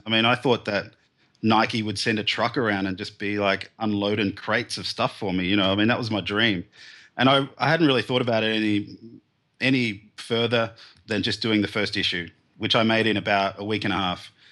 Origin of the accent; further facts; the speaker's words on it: Melbourne, Victoria, Australia; I grew up in the suburbs of Melbourne, here in, um, southern Australia.